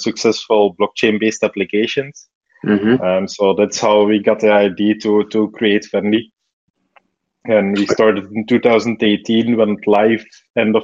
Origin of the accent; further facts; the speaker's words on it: Belgium; I grew up in Belgium, studied computer science and media studies